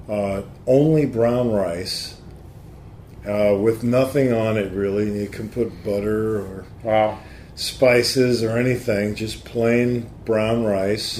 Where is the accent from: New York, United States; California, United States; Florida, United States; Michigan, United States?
New York, United States; New York area, United States; I grew up here in the New York area